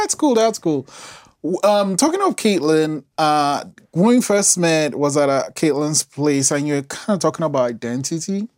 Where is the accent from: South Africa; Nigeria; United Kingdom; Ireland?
Nigeria; moved away; I'm, I'm Nigerian, and I, I've lived outside the country for a while